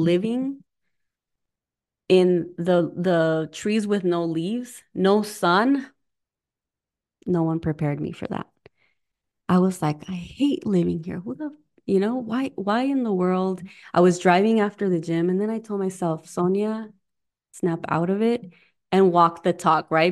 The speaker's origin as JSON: {"language": "English", "region": "Arizona", "country": "United States", "tie": "born or raised there", "also_born_or_lived": "Southern California / California", "moved": "as an adult", "lives_now": "Midwest, United States", "said": "I'm originally from Arizona, was born in California."}